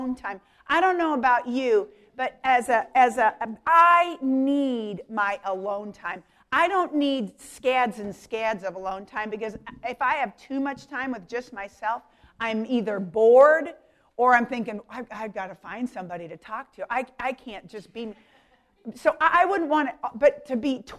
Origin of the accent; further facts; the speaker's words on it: Denver, Colorado, United States; I grew up in Denver, Colorado